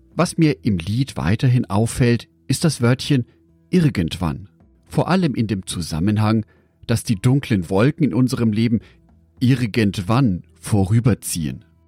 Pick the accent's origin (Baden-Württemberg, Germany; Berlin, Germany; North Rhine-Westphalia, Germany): North Rhine-Westphalia, Germany; Düsseldorf; Aus meiner Geburtsstadt Düsseldorf